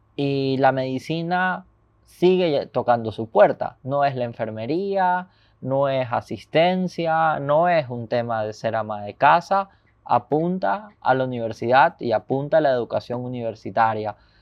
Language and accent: Spanish; Ecuador; todos los ecuatorianos